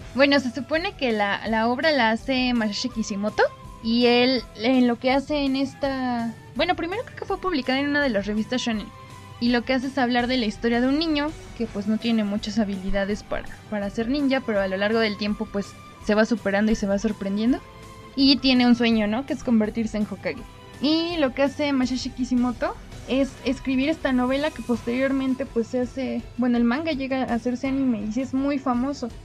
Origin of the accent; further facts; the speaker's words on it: Pachuca, Hidalgo, Mexico; yo crecí en Pachuca